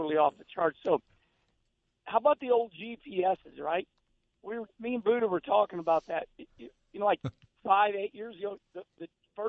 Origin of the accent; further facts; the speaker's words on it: Arnold, Missouri, United States; when I grew up as a kid, I always told everybody I grew up in Arnold, Missouri